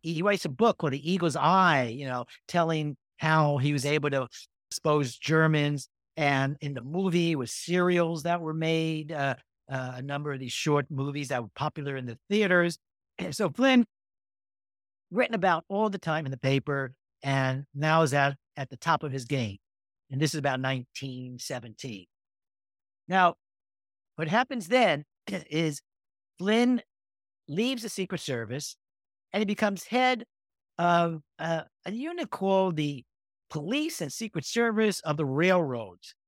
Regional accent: New York, United States; moved away; also born or lived in California; I grew up in New York

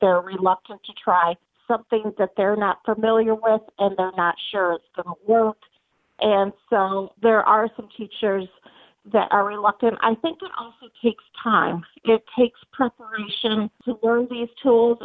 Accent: Georgia, United States; I am from Georgia, and I am currently teaching special ed grades 2 through 5

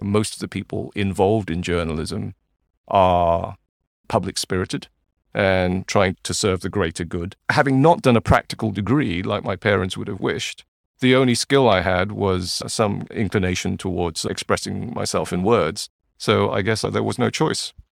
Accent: Malaysia; also born or lived in Manchester, United Kingdom / Singapore; now in Hong Kong; when I was a child growing up in Malaysia

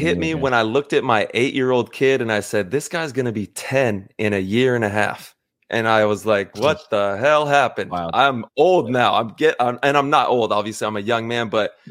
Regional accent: Northern California, United States; I grew up in NorCal

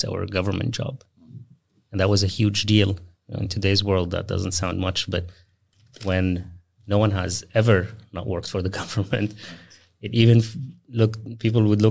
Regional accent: Syria; moved away; I was born in Syria, so I'm an immigrant / explorer, I would like to think, both traveling and also traveling intellects. Grew up in Syria

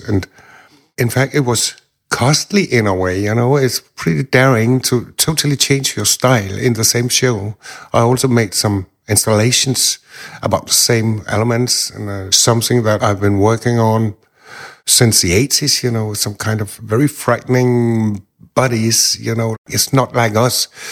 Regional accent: Denmark; I am from Denmark. I'm living here most of my time.

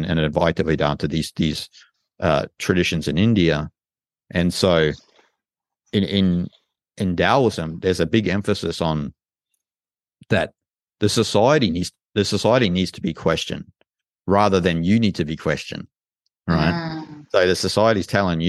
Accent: Australia; I'm from Australia

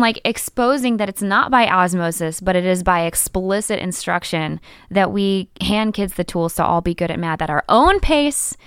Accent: Macon, Georgia, United States; moved away as an adult; also born or lived in Decatur, Georgia; now in Portland, United States; I taught for three years in my hometown of Macon, Georgia

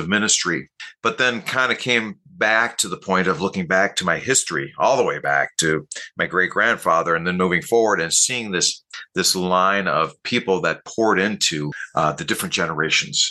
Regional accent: Minneapolis, Minnesota, United States; now in Lansing, United States; I grew up in Minneapolis, Minnesota

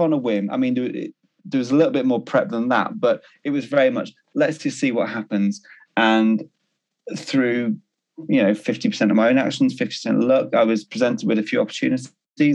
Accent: Liverpool, North West England, United Kingdom; moved away as an adult; now in Greater Manchester, United Kingdom; I was born in Liverpool

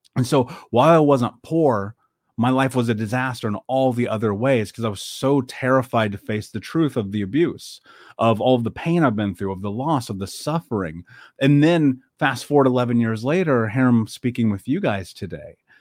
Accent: Indianapolis, Indiana, United States; I grew up in Indianapolis. I grew up in America

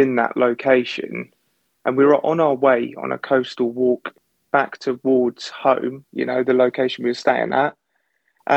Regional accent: Suffolk, East of England, United Kingdom; growing up in Suffolk

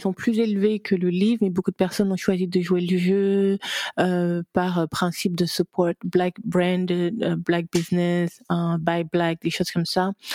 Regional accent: Gabon; moved away; also born or lived in France / United States; je suis gabonaise

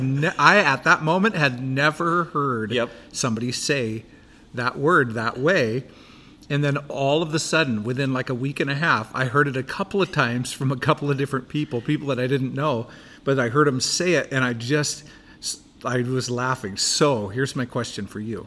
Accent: Buckley, Washington, United States; I grew up in Buckley, Washington

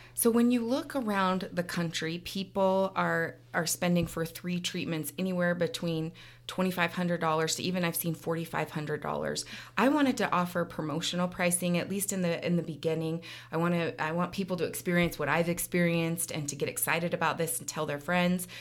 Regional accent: Clearfield, Utah, United States; also born or lived in Salt Lake City, Utah / Florida; now in Ogden, United States; I grew up in Clearfield, so not far from here. Went to Clearfield High School

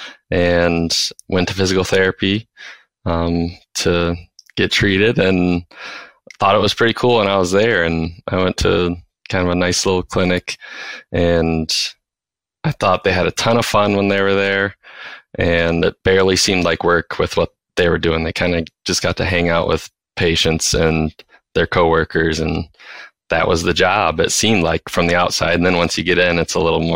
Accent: Fife Lake, Michigan, United States; also born or lived in Mount Pleasant, Michigan; So I'm originally from Fife Lake, which is a little town just southeast of Traverse City in Michigan. And I grew up there.

